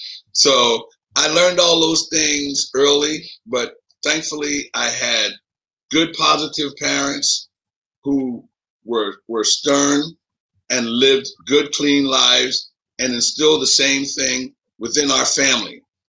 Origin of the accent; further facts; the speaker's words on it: Philadelphia, Pennsylvania, United States; moved away as an adult; also born or lived in Scottsbluff, Nebraska; Well, I grew up in Philadelphia, city of brotherly love, you know, city of sisterly affection. I grew up, my family moved to Philadelphia back in 1951 or 52. My mother is Jamaican